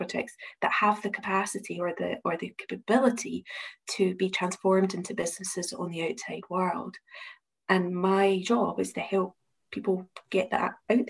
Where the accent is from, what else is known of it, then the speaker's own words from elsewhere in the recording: Glasgow, Scotland, United Kingdom; accent: Glasgow (implied); I'm the IP and Innovation Manager at the University of Glasgow, as you can probably tell from my accent